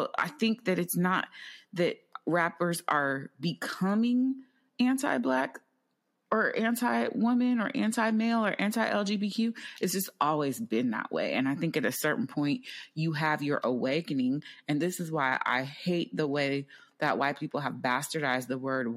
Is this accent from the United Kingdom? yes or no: no; Bay Area, California, United States; moved away; I come from the Bay Area